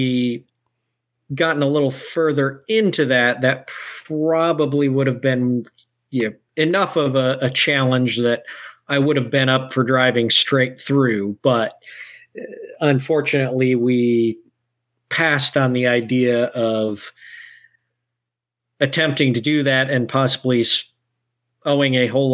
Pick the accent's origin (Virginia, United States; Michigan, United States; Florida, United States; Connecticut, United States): Michigan, United States; moved away as an adult; also born or lived in Detroit, Michigan / Cleveland, Ohio; now in Kentucky, United States; growing up in Michigan and then moving to near Saginaw, moving to Detroit area when I was off to college